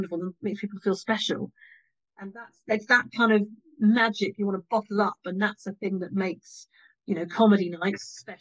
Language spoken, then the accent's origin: English; Morden, London, United Kingdom; I'm from Morden